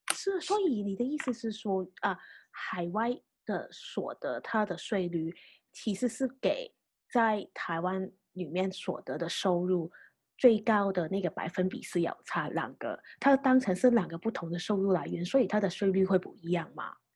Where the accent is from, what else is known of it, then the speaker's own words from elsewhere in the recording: Hong Kong; 对我们香港人来讲，其实还算是一个蛮升迁的，的问题。因为我们香港是从来都没有说，啊，股息利息所得